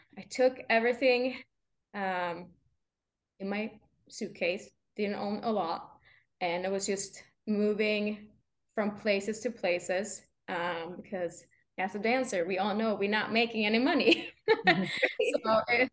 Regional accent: Sweden; moved away; not even Swedish people knows where I'm from because it's such a small town that I grew up with like two neighbors

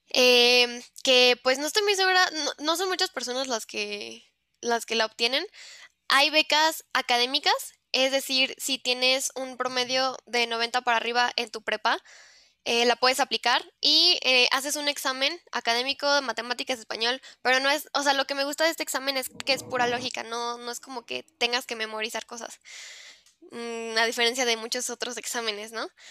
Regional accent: Mexico; yo soy de México

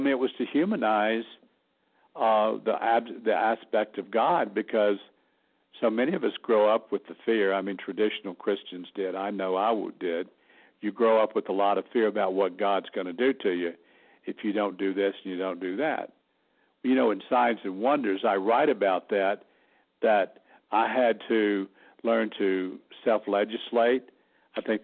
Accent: Alabama, United States; moved away as an adult; also born or lived in New York / Los Angeles, California; now in Sedona, United States; people think Southerners are dumb, but we're not. We just talk slow

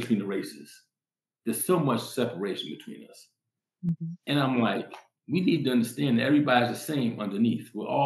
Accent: New York City, New York, United States; now in Colorado, United States; I came from New York City. I grew up in New York City.

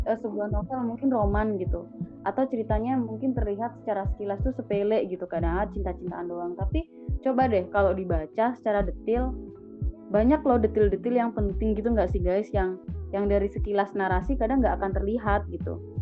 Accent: Java, Indonesia; aku Jawa tapi aku bukan kayak Jawa yang kalian kenal

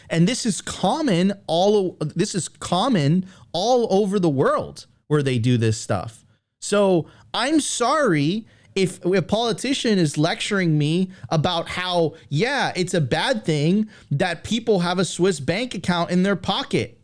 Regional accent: United States; I'm an American

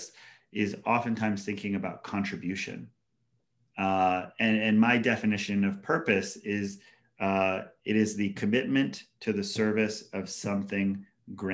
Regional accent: Hawaii, United States; moved away; also born or lived in Washington, D.C.; growing up in Hawaii as like a bullied Haole kid or kind of like ostracized white kid in public schools.

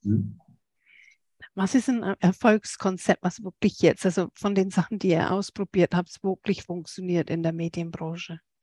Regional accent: England, United Kingdom; now in Germany; Ich komme als Engländerin, viele Leute ähm, in England noch im Netzwerk drin

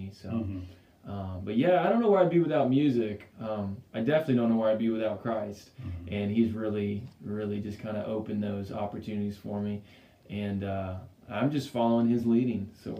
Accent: Longview, Texas, United States; also born or lived in Whittier, California / Euless, Texas; From there, Longview. So I was around 5 years old in Longview.

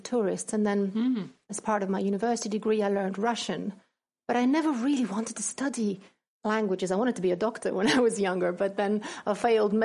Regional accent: Thessaloniki, Central Macedonia, Greece; English is a second language; now in Scotland, United Kingdom; I was born in Thessaloniki in Greece and I spent my summers in Halkidiki

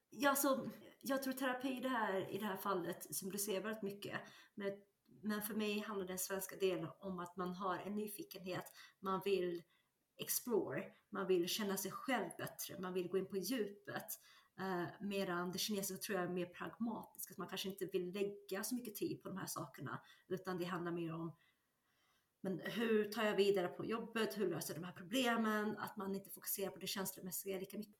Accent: Sweden; also born or lived in China; Jag är ursprungen igen från Kina, men växte upp i, i Sverige.

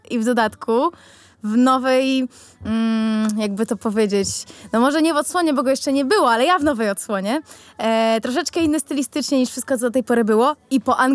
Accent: Elbląg, Warmian-Masurian Voivodeship, Poland; przyjechałam z Elbląga.

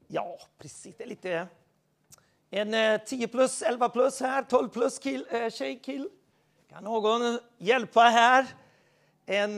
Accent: Sweden; Jag är svensk

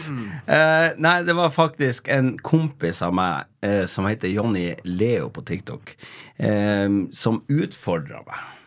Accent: Tromsø, Troms, Norway; moved away; jeg vokste opp i Kattfjorden eh, på yttersida av Kvaløya i Tromsø.

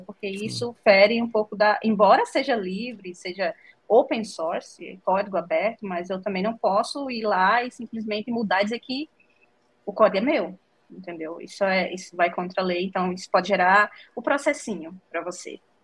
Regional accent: Northeast Region, Brazil; accent: nordestino; moved away as an adult; also born or lived in João Pessoa, Brazil; now in Estonia; eu sou nordestina

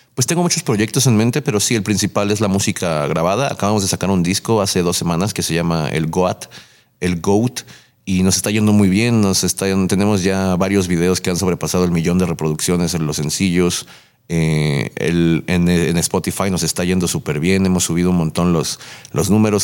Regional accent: Nezahualcóyotl, State of Mexico, Mexico; el hecho de ser de, iba a ser de aquí, el hecho de ser de, Nesa

